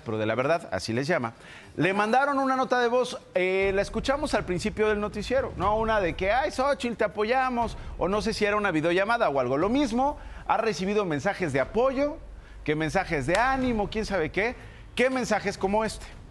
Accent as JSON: {"language": "Spanish", "country": "Mexico", "said": "como mexicanos en un momento terrible que estamos viviendo en el país"}